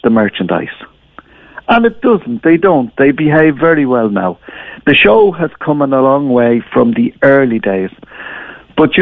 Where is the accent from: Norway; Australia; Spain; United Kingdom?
Spain; Gran Canaria, Canary Islands; moved away; I come from Spain, from Gran Canaria, and I work now with the boys